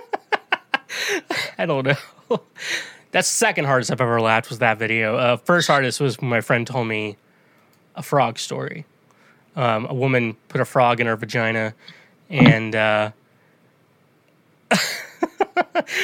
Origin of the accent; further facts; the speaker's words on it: Kansas, United States; since I'm from Kansas, I like to refer to myself as a Free Stater.